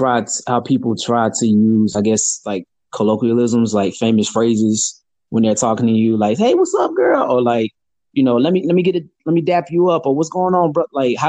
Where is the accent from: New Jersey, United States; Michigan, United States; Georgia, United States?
Georgia, United States; Atlanta; Like, they're like, oh, you speak so well for being from Atlanta.